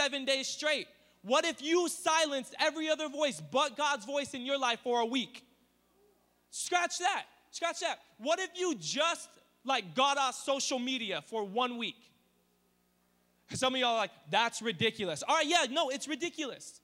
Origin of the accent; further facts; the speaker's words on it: Riverside, California, United States; now in Temecula, United States; I grew up in East Riverside